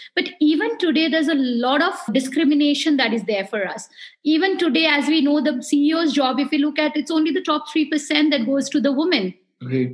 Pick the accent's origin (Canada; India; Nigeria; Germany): India; Darjeeling, West Bengal; also born or lived in Siliguri; I was born in Darjeeling and being from that area